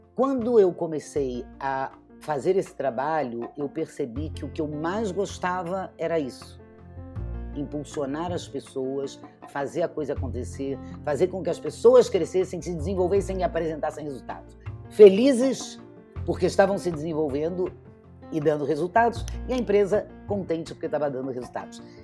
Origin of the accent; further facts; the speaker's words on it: Rio de Janeiro, Brazil; moved away as an adult; now in São Paulo, Brazil; eu sou carioca, moro em São Paulo há 25 anos